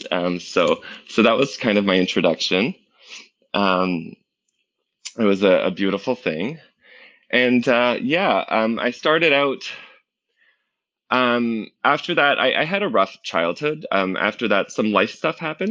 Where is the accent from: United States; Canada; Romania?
Canada; Toronto, Ontario; I live in Toronto. I've been born and raised here